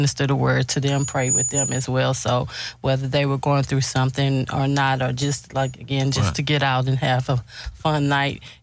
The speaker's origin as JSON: {"language": "English", "town": "Houston", "region": "Texas", "country": "United States", "tie": "born or raised there", "said": "I am a native Houstonian. I've been here 47 years"}